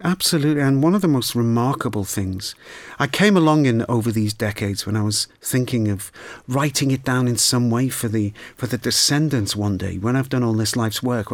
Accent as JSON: {"language": "English", "town": "Liverpool", "region": "North West England", "country": "United Kingdom", "tie": "born or raised there", "said": "growing up in Liverpool"}